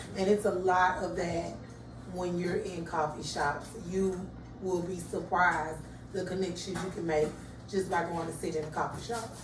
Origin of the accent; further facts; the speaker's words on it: Atlanta, Georgia, United States; I'm from Pittsburgh